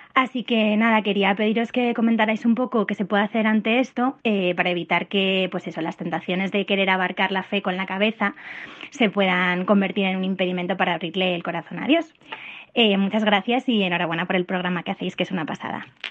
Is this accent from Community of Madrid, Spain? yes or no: yes; Madrid, Community of Madrid, Spain; soy de Madrid